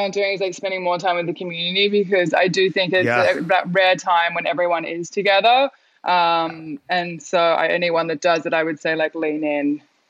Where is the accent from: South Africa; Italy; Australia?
Australia; now in New York, United States; It was funny, as an Australian, you're kind of like London or New York. And for some reason I went to New York.